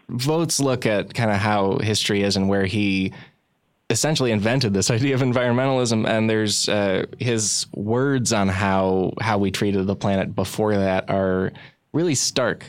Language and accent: English; Midwest, United States; I'm from the Midwest, and a lot of my family would just tell me that you should assume the Great Lakes and a lot of our rivers are filthy